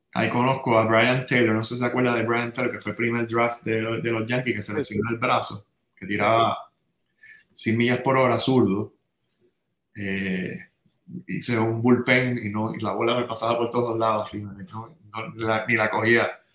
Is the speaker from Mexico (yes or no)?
no; San Juan, Puerto Rico; also born or lived in Santurce; nací en San Juan, nací en Santurce, pero me crié en Río Piedras.